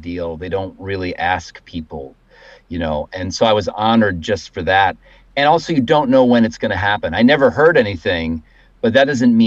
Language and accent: English; Cleveland, Ohio, United States; I grew up in Cleveland